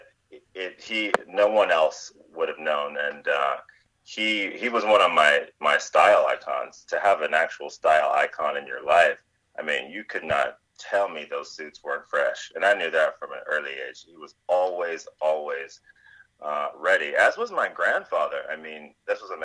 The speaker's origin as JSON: {"language": "English", "region": "Kentucky", "country": "United States", "tie": "born or raised there", "said": "I was essentially selling my services in my hometown"}